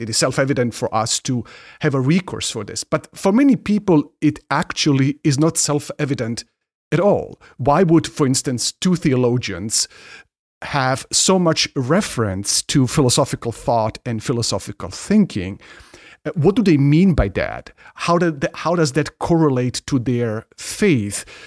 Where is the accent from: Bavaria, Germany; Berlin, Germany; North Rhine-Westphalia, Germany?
Bavaria, Germany; Ingolstadt; moved away; I grew up in Germany and in a town, in a city, town, uh, Ingolstadt